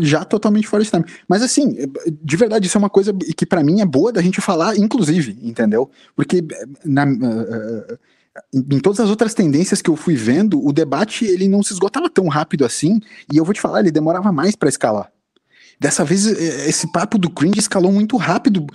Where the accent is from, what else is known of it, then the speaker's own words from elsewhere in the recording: Brazil; como brasileiro